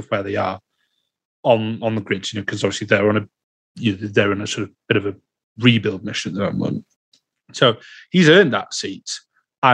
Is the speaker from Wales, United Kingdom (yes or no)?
yes; Wales, United Kingdom; being Welsh